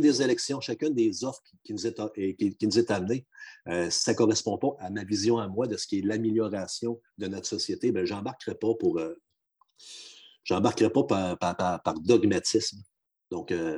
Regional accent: Quebec, Canada; moved away; on fait beaucoup de blagues des fois sur le chauvinisme des gens de la région, encore principalement de la mienne

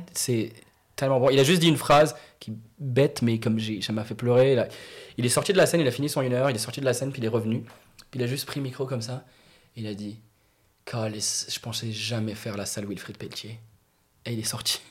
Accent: Morocco; moved away; Moi, j'ai grandi au Maroc, né au Maroc, grandi au Maroc

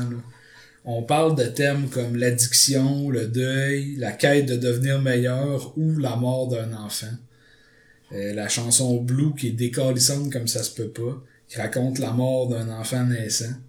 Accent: Quebec, Canada; mais on va dire … parce qu'on est québécois

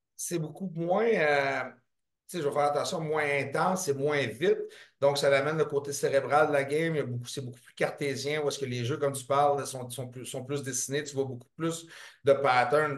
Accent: Montreal, Quebec, Canada; je viens de Saint-Henri

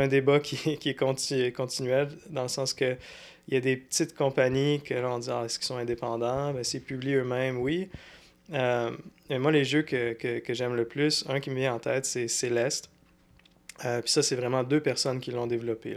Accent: Sherbrooke, Quebec, Canada; also born or lived in Montreal / Longueuil; je suis né à Sherbrooke. J'ai passé les... Dans le fond, jusqu'à temps... jusqu'à temps que j'avais 18 ans, j'étais à Sherbrooke

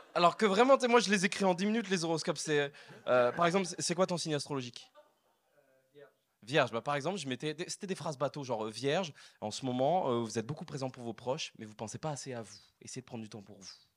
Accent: France; je viens de France

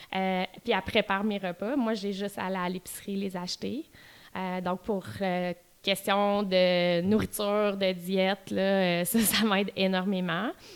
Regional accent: Quebec City, Quebec, Canada; moved away as an adult; also born or lived in Outaouais / Ottawa

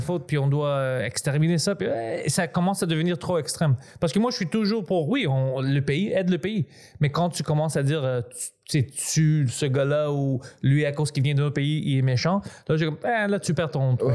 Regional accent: Greece; je suis grec

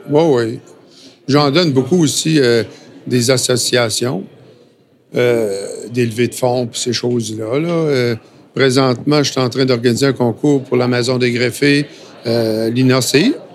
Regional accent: Lévis, Quebec, Canada; moved away; also born or lived in Sainte-Foy / New Brunswick; je suis natif de Lévis. OK. Euh, Sainte-Foy, après ça

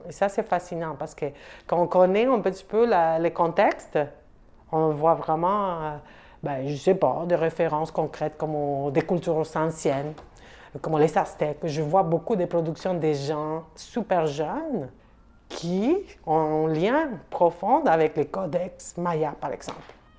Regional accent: Mexico City, Mexico; French is a second language; moved away as an adult; now in Montreal, Canada; Je viens du Mexique. Je suis originaire surtout de la ville de Mexico, qui c'est une grande ville

